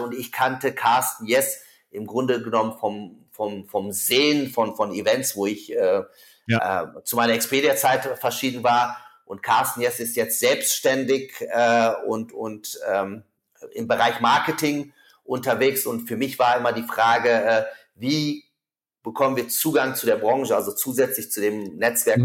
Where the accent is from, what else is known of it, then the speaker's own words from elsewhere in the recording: Germany; bei uns in Deutschland